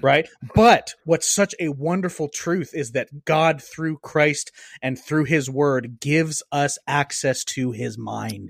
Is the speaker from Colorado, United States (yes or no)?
no; Cajun, Louisiana, United States; I'm Cajun